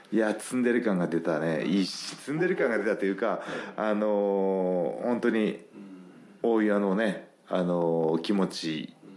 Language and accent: Japanese; Gifu, Japan; moved away; 岐阜県のね同じ同じ中学校の